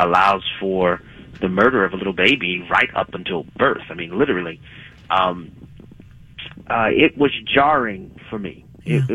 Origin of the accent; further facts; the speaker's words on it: New Orleans, Louisiana, United States; I'm from New Orleans, Louisiana